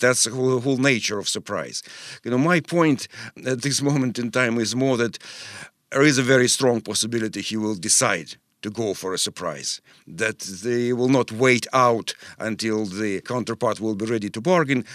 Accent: Moscow, Russia; moved away as an adult; now in Oslo, Norway; originally I'm from Moscow, where I, I was born, uh, nearly sixty years ago, and, uh, lived f, until I was thirty-something

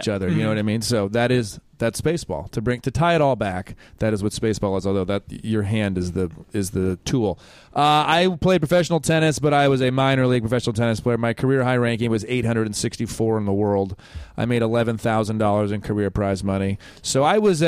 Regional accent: Ann Arbor, Michigan, United States; We're both from Ann Arbor, Michigan

